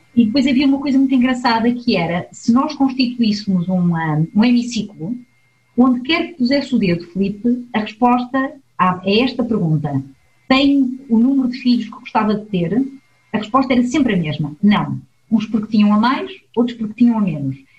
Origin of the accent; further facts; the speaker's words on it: Portugal; now in Switzerland; Eu sou uma migrante, sou portuguesa e estou imigrada na Suíça